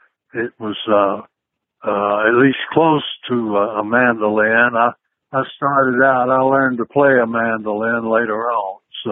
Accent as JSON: {"language": "English", "region": "Georgia", "country": "United States", "tie": "born or raised there", "said": "Oh, well, I love Georgia. I grew up on a farm, and I love that, you know. I lived on a farm until I was a teenager, and we were sharecroppers, so we moved around a good bit, but we always lived on a farm."}